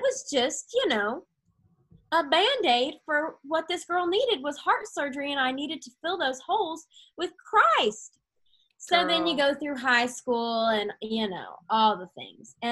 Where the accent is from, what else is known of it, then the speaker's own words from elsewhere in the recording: Arkansas, United States; moved away as an adult; now in Tennessee, United States; I'm from Arkansas. And then when I came to Tennessee for college